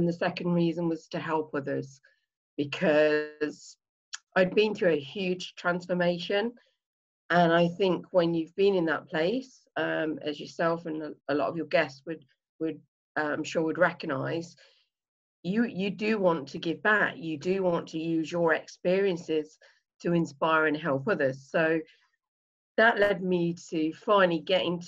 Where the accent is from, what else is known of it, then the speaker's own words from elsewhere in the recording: Leicester, East Midlands, United Kingdom; I am. Yeah, right in the middle in the East Midlands in a town, well, a city actually called Leicester